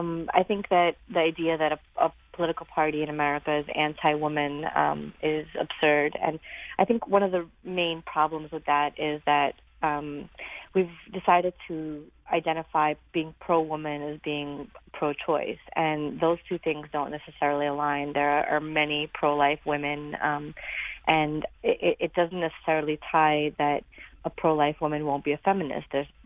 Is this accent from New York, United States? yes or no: yes; Brooklyn, New York, United States; I grew up in Brooklyn, so being Republican was always kind of a challenge anyway.